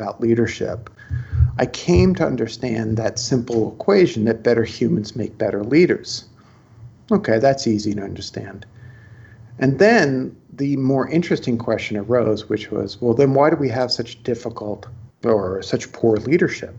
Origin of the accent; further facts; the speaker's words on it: New York City, New York, United States; I'm from Brooklyn